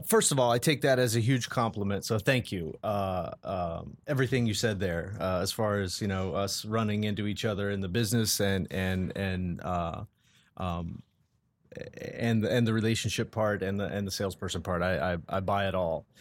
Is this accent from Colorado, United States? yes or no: yes; Colorado, United States; now in Columbus, United States; I was born and raised in Colorado